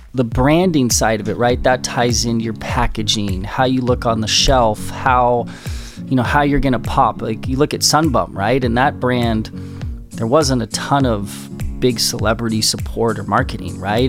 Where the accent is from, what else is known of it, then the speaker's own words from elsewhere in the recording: Southern California, United States; I grew up in Southern California